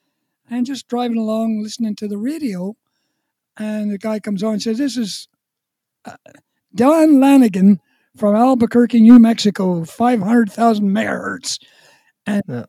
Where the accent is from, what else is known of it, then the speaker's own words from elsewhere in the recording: Ballymena, Northern Ireland, United Kingdom; also born or lived in Calgary / Prince Edward Island; now in Canada; we came from the town of Ballymena